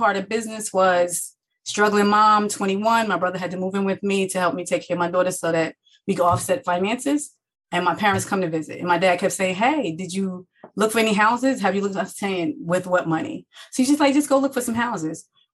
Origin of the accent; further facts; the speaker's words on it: Jersey City, New Jersey, United States; I am from New Jersey, born and raised in Jersey City, New Jersey